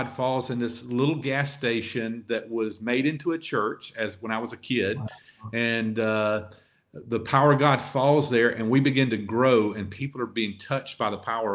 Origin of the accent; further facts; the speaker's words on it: Lower Alabama, United States; moved away as an adult; also born or lived in Montgomery, Alabama; now in San Francisco, United States; we're from Lower Alabama, and so our accent hurts us in some ways and helps us in some ways here